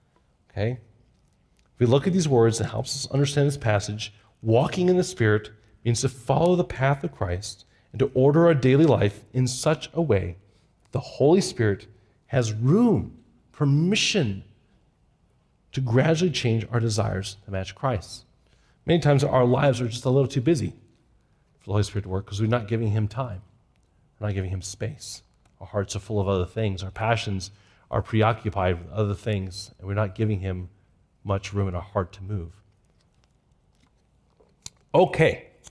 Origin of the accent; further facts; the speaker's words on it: Japan; When I was a kid growing up in Japan, we walked everywhere. We bicycled everywhere.